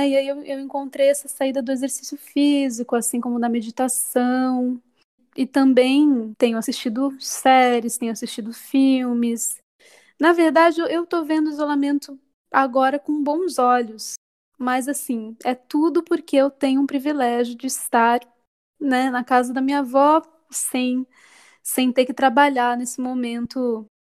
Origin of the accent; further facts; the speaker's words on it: Sorocaba, São Paulo, Brazil; eu sou cantora e compositora, sou natural de Sorocaba, interior de São Paulo.